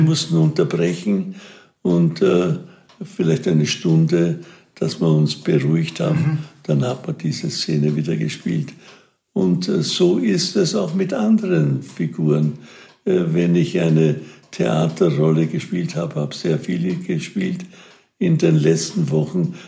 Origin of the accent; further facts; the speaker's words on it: Wiener Neustadt, Lower Austria, Austria; also born or lived in Burgenland; Ich komme aus Wiener Neustadt